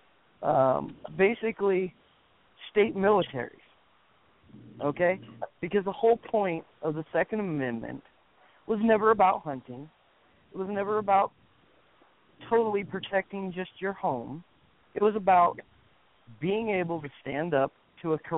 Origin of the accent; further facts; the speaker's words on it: Wyoming, United States; I am born and raised in Wyoming